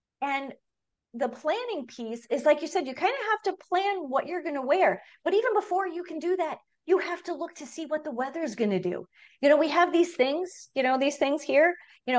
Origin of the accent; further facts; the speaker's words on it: Long Island, New York, United States; now in Minnesota, United States; I mean, I'm from the East Coast. I'm from Long Island originally, and living in Minnesota for the past almost 21 years